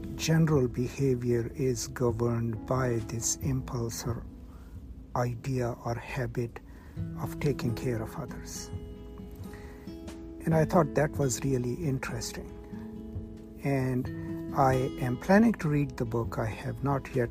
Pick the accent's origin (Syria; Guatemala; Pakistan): Pakistan; I come from Pakistan, from a rural culture